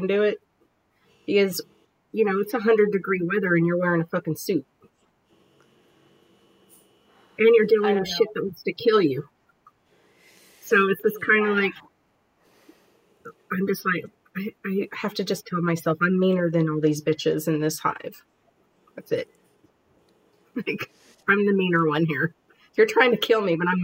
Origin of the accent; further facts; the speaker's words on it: United States; I'm American